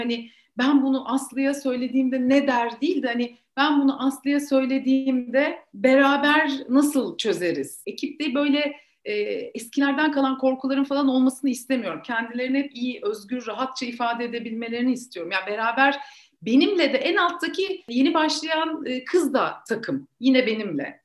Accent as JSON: {"language": "Turkish", "region": "Ankara", "country": "Turkey", "moved": "as an adult", "lives_now": "Istanbul, Turkey", "said": "ben Ankaralıyım."}